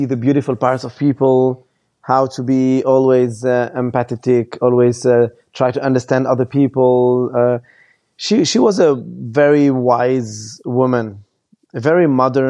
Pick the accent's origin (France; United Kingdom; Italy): France; also born or lived in Lebanon; I lived all my life in France